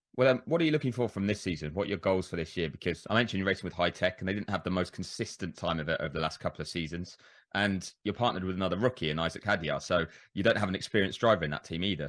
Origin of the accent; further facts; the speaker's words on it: United Kingdom; As a Brit